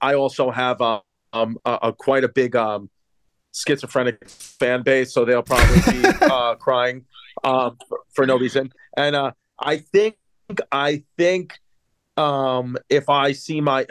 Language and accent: English; New York City, New York, United States; I'm from Queens, Brooklyn area